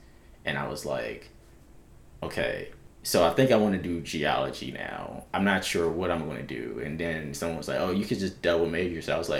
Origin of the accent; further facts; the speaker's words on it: Philadelphia, Pennsylvania, United States; now in Athens, United States; I'm from South Philly.